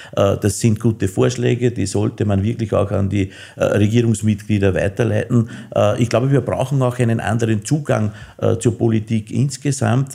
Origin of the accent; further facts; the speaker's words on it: Innviertel, Upper Austria, Austria; Und nachdem ich aus dem Innviertel komme